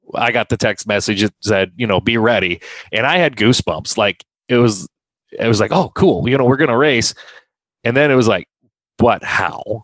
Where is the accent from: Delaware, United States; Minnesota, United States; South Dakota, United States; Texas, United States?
South Dakota, United States; Hartford; I grew up in Hartford. Um, that was my my hometown